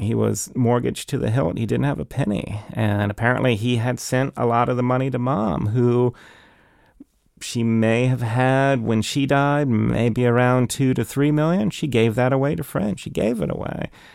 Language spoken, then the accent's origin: English; Kensington, Maryland, United States; we grew up in Kensington, uh, and we backed up against, uh, Rock Creek Park